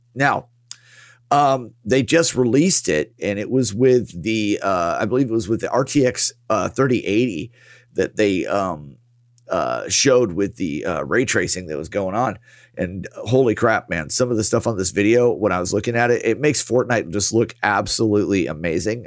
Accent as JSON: {"language": "English", "country": "United States", "said": "as an American yeah. as American citizens"}